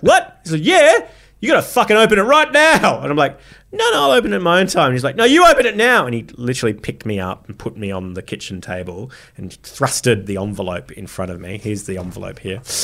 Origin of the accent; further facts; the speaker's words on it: Parramatta, New South Wales, Australia; someone growing up in Parramatta and, uh, Parramatta City Council, um, area